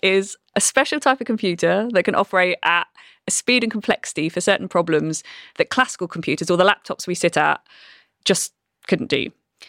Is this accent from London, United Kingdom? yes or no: no; Brighton, South East England, United Kingdom; I know my accent doesn't sound like it probably did when I grew up in Brighton. I've been to too many posh universities.